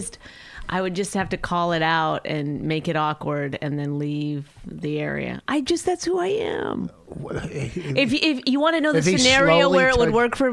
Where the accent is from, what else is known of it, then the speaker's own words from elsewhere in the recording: Canada; because I'm Canadian